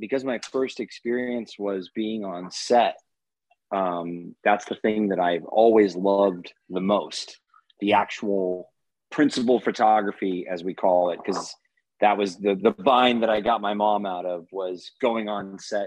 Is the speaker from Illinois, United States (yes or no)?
no; Los Angeles, California, United States; also born or lived in Las Vegas / Santa Cruz; I grew up in Los Angeles via Northern California. So I moved to Santa Cruz when I was about 2, and then down to LA when I was about 6